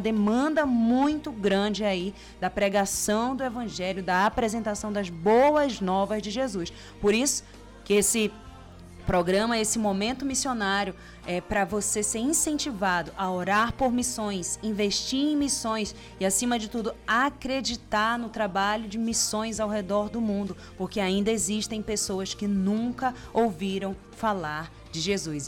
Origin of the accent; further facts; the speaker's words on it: Brazil; moved away; a gente vem do Brasil, de uma cultura tão cristianizada